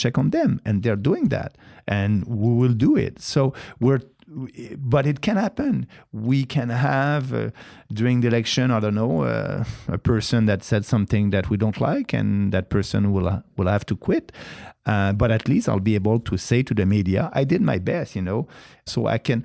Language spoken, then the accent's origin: English; Canada; as Canadian